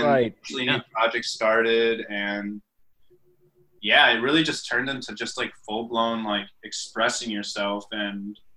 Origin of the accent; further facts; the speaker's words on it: Menomonee Falls, Wisconsin, United States; also born or lived in Sussex, Wisconsin; I went to high school in Sussex and, you know, grew up in like the Milwaukee Menominee Falls area for the most part